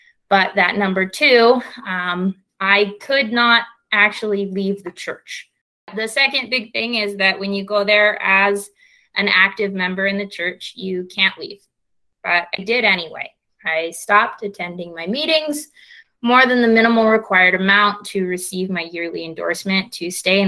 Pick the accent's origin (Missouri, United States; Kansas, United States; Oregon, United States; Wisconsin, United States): Kansas, United States; Kansas City; now in Provo, United States; I grew up in Kansas City, Kansas